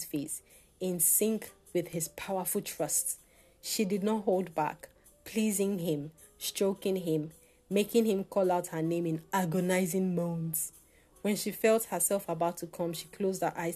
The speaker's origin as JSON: {"language": "English", "country": "Nigeria", "said": "as a Nigerian living in Nigeria"}